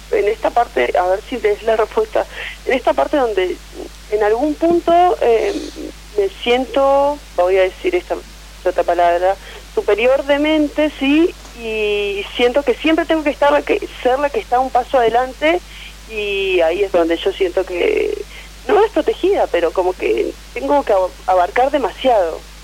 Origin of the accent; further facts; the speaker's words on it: Neuquén, Argentina; Soy de Nauquén Capital